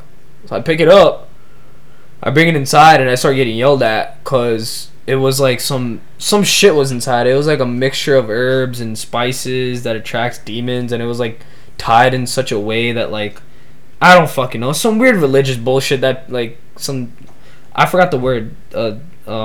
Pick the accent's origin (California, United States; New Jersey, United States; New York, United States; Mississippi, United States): New York, United States; New York City; cause I'm from New York City. I'm from the United States. I'm from America.